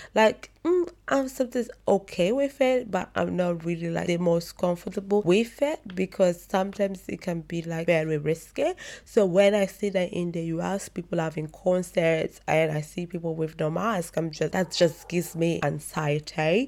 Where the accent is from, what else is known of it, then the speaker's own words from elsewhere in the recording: Italy; the Chronicles of a Black Italian Woman